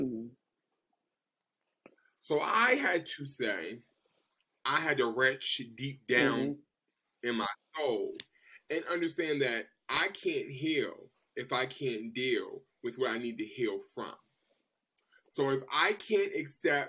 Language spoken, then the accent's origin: English; Boston, Massachusetts, United States; I'm from Boston.